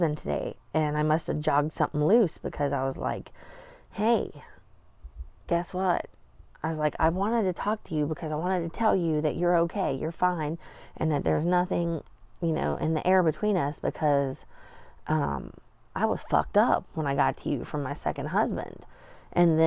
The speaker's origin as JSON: {"language": "English", "region": "Appalachia", "country": "United States", "said": "we came from Appalachia"}